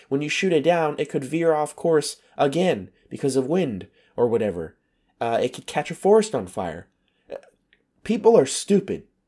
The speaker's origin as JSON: {"language": "English", "country": "United States", "moved": "yes", "said": "my American citizenship"}